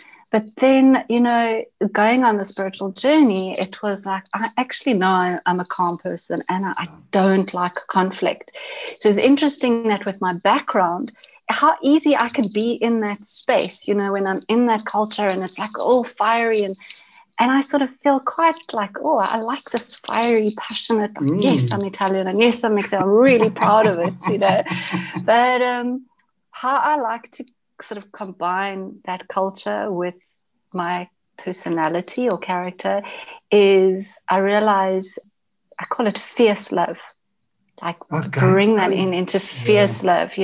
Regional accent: Johannesburg, Gauteng, South Africa; accent: South African English; I was born in Johannesburg, South Africa

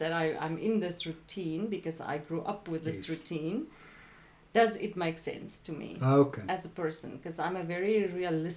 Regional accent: Williston, Northern Cape, South Africa; moved away as an adult; also born or lived in Upington, South Africa / London, United Kingdom; now in United States; I moved back to my hometown, stayed with my parents.

